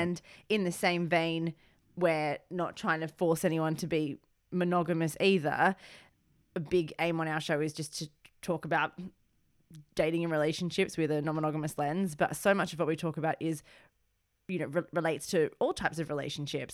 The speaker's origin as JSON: {"language": "English", "country": "Australia", "tie": "born or raised there", "moved": "yes", "lives_now": "United Kingdom", "said": "being Australian born"}